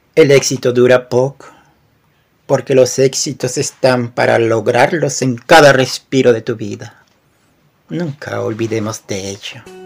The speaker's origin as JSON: {"language": "Spanish", "country": "Peru", "said": "Soy de Perú y escribo poemas"}